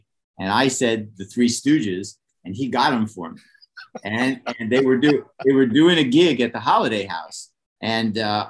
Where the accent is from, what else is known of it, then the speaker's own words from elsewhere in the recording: Pittsburgh, Pennsylvania, United States; Oh, I'm a guy from Pittsburgh who, when he was 14, living with a single father, an aluminum siding salesman